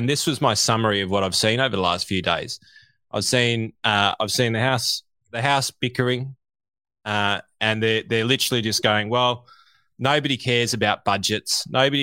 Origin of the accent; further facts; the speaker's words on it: Australia; as an Australian